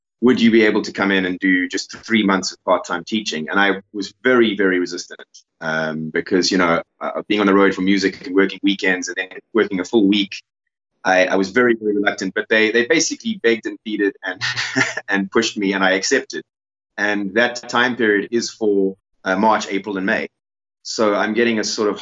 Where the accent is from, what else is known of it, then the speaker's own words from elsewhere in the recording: Cape Town, Western Cape, South Africa; moved away as an adult; now in Zululand, South Africa; I grew up in Cape Town